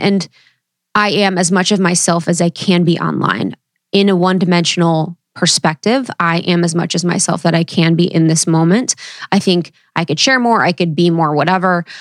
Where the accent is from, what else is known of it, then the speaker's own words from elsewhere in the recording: Ohio, United States; growing up in Ohio